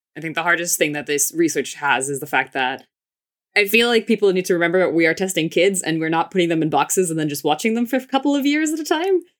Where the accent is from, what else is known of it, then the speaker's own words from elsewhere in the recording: United States; I grew up in the States. My mom's from Finland. My dad's from Israel.